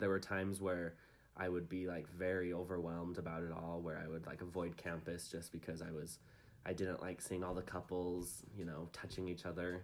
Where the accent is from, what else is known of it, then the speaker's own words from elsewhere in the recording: Provo, Utah, United States; I'm from Provo. Lived here my whole life